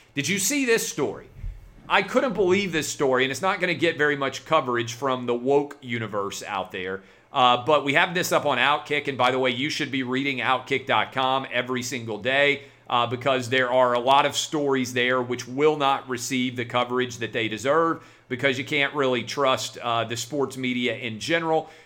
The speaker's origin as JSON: {"language": "English", "town": "Nashville", "region": "Tennessee", "country": "United States", "tie": "born or raised there", "said": "downtown Nashville. That is my hometown"}